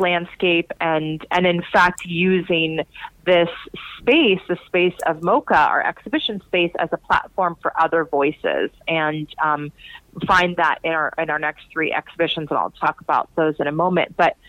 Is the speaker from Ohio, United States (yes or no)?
no; Portland, Oregon, United States; also born or lived in New York; So I am from Portland, Oregon and New York, and I moved to Texas.